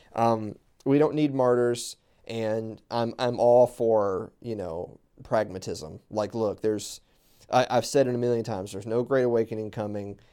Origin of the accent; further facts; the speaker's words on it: the South, United States; I'm from the South. Everything's miles away from each other. We drive everywhere